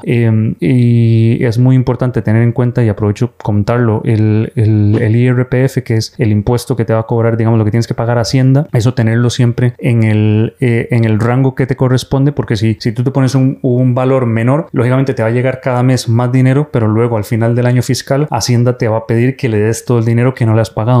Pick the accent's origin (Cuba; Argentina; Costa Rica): Costa Rica; moved away as an adult; now in Spain; soy médico de Costa Costa Rica, pero formado aquí en España como urólogo